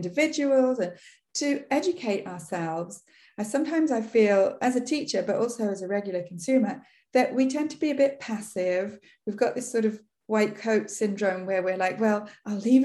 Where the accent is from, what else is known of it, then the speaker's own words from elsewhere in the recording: England, United Kingdom; I'm English